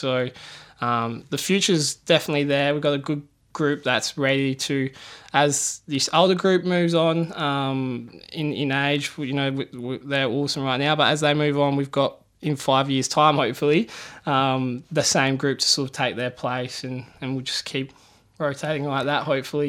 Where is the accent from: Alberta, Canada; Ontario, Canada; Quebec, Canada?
Ontario, Canada; Port Perry; It's a small town, lots of good people.